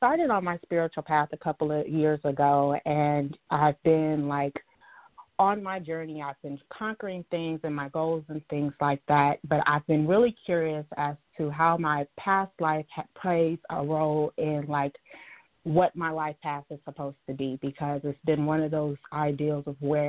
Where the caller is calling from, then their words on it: Dallas, Texas, United States; From Dallas, Texas.